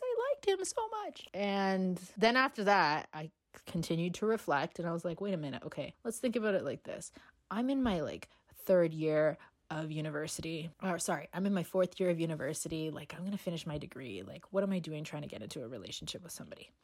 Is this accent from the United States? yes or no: no; Canada; I am from Canada